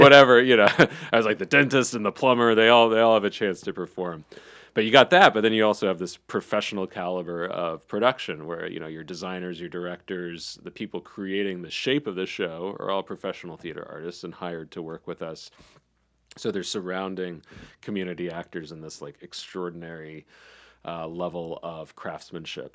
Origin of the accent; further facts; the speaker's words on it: Charlotte, North Carolina, United States; also born or lived in Davidson; I grew up in South Charlotte